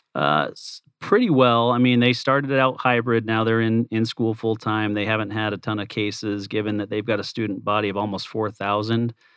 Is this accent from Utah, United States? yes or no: yes; Provo, Utah, United States; I was born and raised in Provo, Utah